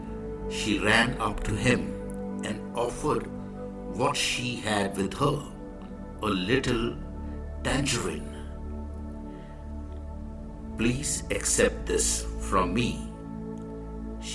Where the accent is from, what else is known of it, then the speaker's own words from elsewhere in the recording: India; I am the Indian monk